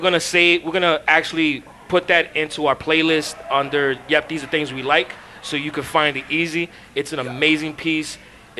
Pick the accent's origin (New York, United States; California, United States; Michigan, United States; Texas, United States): New York, United States; New York City; I'm from East Harlem